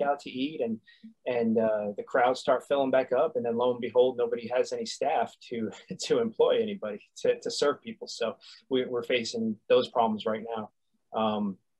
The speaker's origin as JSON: {"language": "English", "region": "New York", "country": "United States", "also_born_or_lived": "Florida", "moved": "yes", "lives_now": "Harriman, Tennessee, United States", "said": "I moved here from Florida. I'm originally from New York."}